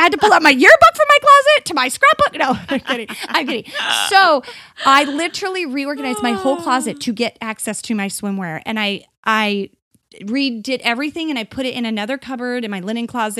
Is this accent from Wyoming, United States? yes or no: no; Arizona, United States; Well, growing up in Arizona, like, swimsuits and pool is life here.